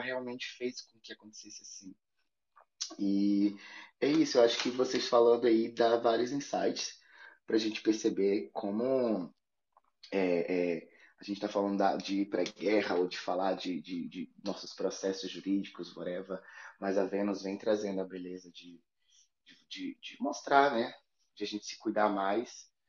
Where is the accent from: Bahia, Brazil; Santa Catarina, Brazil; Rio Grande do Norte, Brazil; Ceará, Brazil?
Bahia, Brazil; moved away; also born or lived in Europe; sou baiano e, e sou filho da Oxum